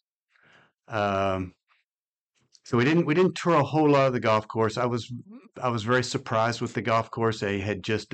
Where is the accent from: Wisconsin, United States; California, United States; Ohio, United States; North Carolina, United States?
Ohio, United States; moved away as an adult; also born or lived in Odessa, Texas; now in Texas, United States; I grew up in Ohio